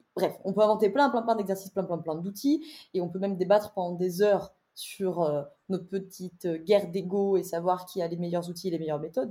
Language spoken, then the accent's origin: French; Drôme, Auvergne-Rhône-Alpes, France; also born or lived in Lyon; J'ai quitté Lyon pour pour ma Drôme natale